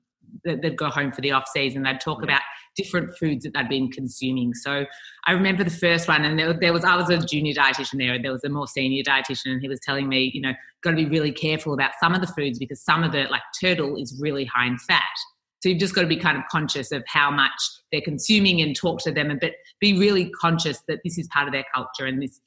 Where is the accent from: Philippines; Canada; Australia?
Australia